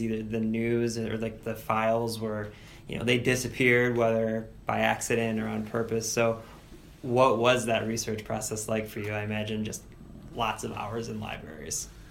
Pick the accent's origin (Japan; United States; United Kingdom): United States; Cleveland, Ohio; we're both from Cleveland